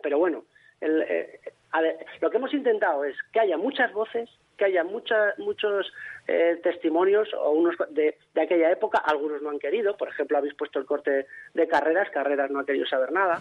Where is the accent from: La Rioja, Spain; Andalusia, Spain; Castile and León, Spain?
La Rioja, Spain; Logroño; en mi tierra, en Logroño